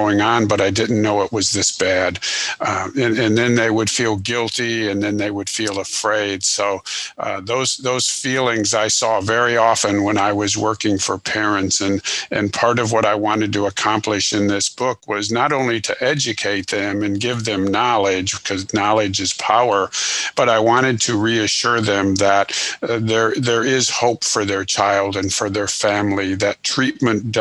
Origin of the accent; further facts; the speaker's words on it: Illinois, United States; moved away as an adult; now in Houston, United States; I was born in Illinois, went to school there, and then I'm currently located just outside of Houston, Texas